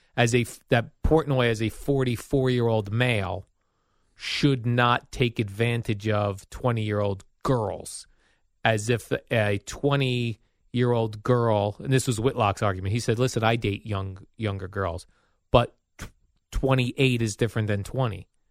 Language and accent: English; Jersey City, New Jersey, United States; The hospital I was born in in Jersey City